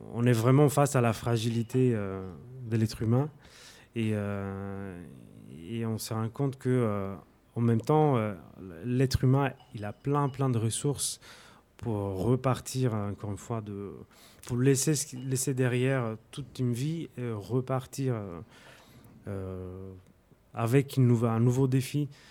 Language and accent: French; Sardinia, Italy; accent: Sardinian; French is a second language; moved away as an adult; also born or lived in Naples, Italy; now in Paris, France; je parle italien, j'ai un accent sarde qui est très très marqué